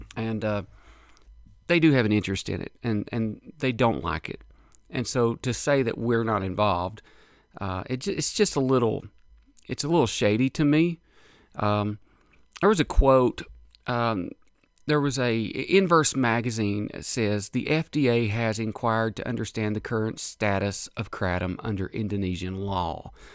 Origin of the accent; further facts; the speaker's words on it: United States; as an American citizen, American taxpaying citizen